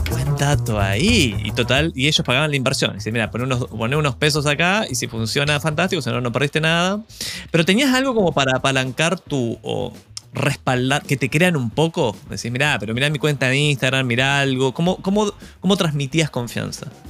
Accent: Argentina; Soy argentino

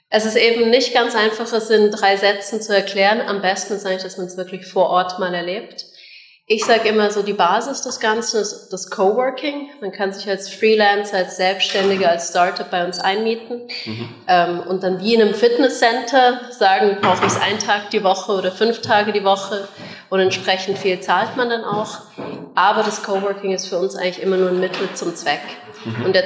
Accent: Munich, Bavaria, Germany; moved away as an adult; now in Bern, Switzerland; Wie man hört, keine Bernerin, äh, sondern ich bin eigentlich ursprünglich aus München und bin mit 18 dann in die Schweiz gezogen

